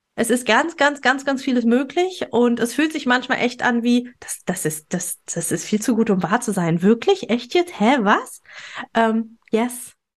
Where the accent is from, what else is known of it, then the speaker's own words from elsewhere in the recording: Germany; hier bei uns in Deutschland